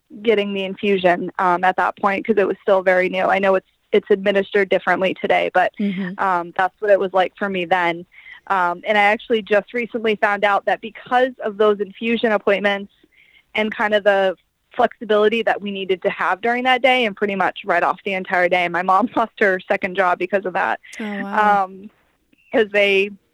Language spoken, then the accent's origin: English; Maine, United States; moved away; I'm from Maine. We didn't really have a lot to do up there.